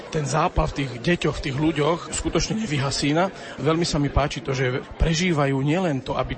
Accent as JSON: {"language": "Slovak", "town": "Radošovce", "region": "Trnava Region", "country": "Slovakia", "tie": "born or raised there", "said": "Som rodákom z Radošoviec."}